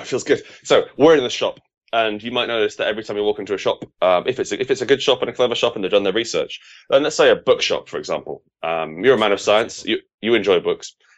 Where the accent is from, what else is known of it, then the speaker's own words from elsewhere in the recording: United Kingdom; as a Brit